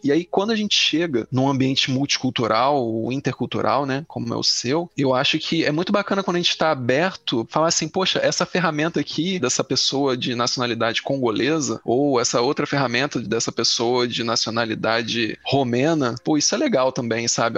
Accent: Rio de Janeiro, Brazil; moved away as an adult; now in France; como brasileiro, como carioca, talvez, mais do que brasileiro

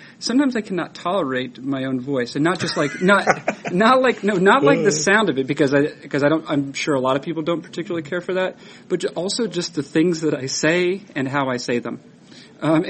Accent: Boston, Massachusetts, United States; I grew up in the Boston area

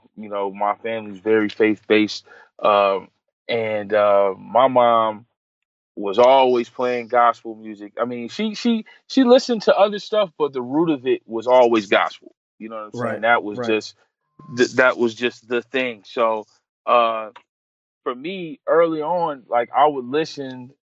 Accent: Hartford, Connecticut, United States; moved away as an adult; now in Atlanta, United States; I'm originally from Hartford, Connecticut

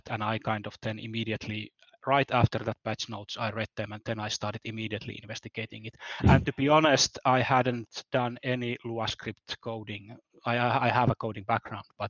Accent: Finland; I'm from Finland

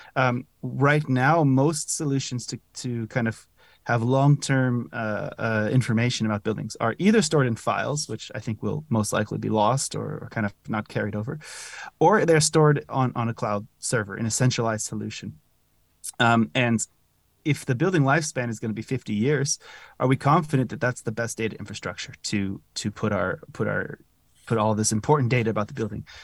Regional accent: California, United States; moved away as an adult; also born or lived in Zurich, Switzerland; now in Netherlands; originally I'm from California

